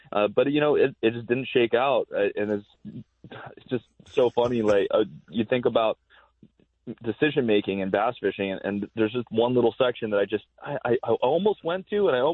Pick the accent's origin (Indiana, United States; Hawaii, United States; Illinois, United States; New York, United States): Hawaii, United States; being a little kid growing up in Hawaii watching Bassmaster Classic on ESPN